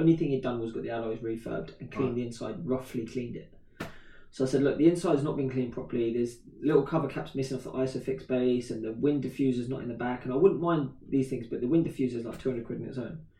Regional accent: Slough, South East England, United Kingdom; I'm from Slough

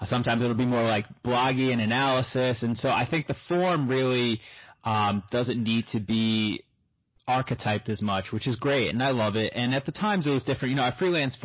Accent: United States; also born or lived in Brooklyn, New York / New Jersey; I grew up in Brooklyn and Jersey

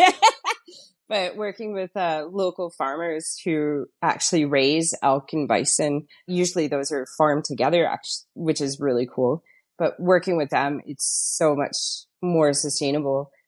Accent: Fort McMurray, Alberta, Canada; moved away as an adult; also born or lived in Ontario; now in Canmore, Canada; I'm from Fort McMurray

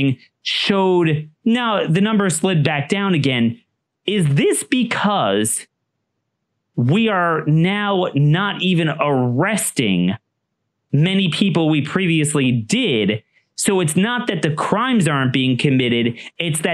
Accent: Maryland, United States; my home state of Maryland

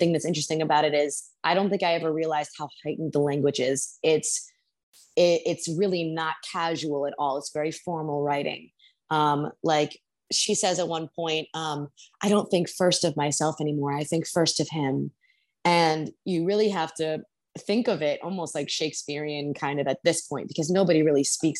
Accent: New York, United States; I grew up in New York

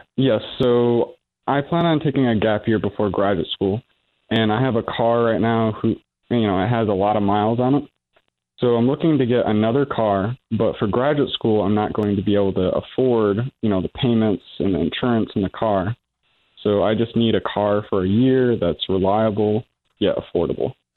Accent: Michigan, United States; moved away; I'm from Michigan

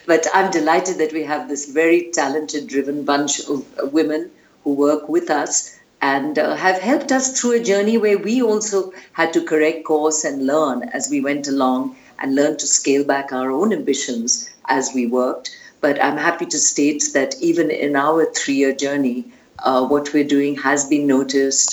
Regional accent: India; an Indian who was very engaged in the water space

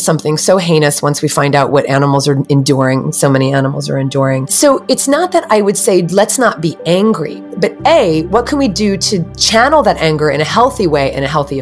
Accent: New Jersey, United States; I grew up on the East Coast in New Jersey in the States

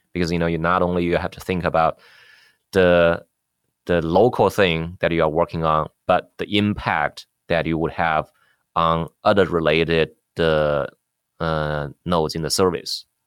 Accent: China; moved away as an adult; also born or lived in Beijing / New York, United States / San Jose, United States; now in United States; Yeah, I grew up in China. I finished college in computer science there in, in Beijing. Then I came to U S, uh, uh, for graduate school.

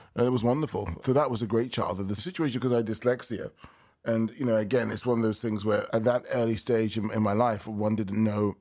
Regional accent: London, United Kingdom; I was born and raised in London, England, in nineteen sixty-nine

